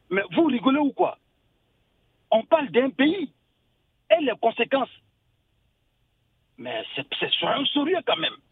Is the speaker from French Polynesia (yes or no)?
no; Côte d’Ivoire; now in Paris, France; je suis un Ivoirien vivant à Paris.